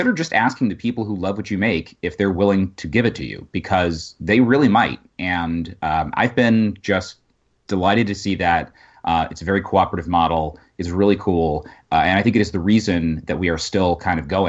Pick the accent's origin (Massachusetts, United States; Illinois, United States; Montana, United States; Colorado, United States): Colorado, United States; I'm from Colorado